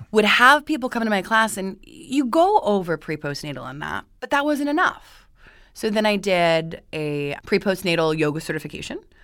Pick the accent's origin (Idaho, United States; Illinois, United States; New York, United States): Idaho, United States; Boise; moved away as an adult; now in Los Angeles, United States; I'm originally from Boise, Idaho